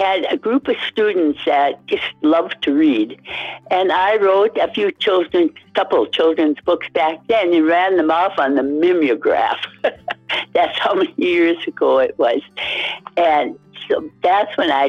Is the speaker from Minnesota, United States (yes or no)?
yes; Hermantown, Minnesota, United States; I'm from Hermantown in the Duluth, Minnesota area